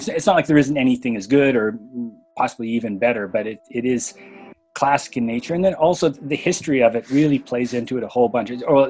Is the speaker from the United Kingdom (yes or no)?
no; Canada; now in Bishop, United States; I live in Bishop, California, and I grew up in Canada.